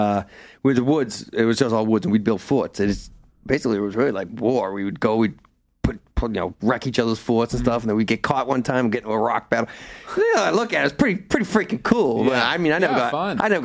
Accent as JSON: {"language": "English", "town": "Wakefield", "region": "Massachusetts", "country": "United States", "tie": "born or raised there", "said": "I grew up in Wakefield in a new development when I was a kid"}